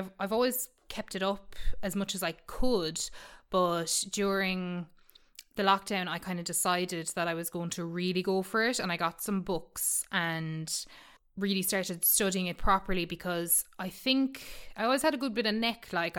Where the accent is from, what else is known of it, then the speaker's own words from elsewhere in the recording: Milltown Malbay, Munster, Ireland; he's a big name in my hometown, of course, and synonymous with Milltown Malby, and will forever be.